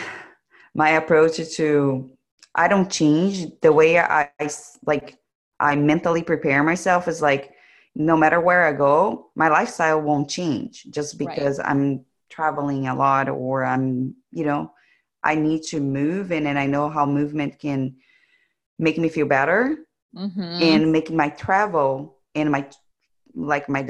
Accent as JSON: {"language": "English", "country": "Brazil", "said": "I'm from Brazil"}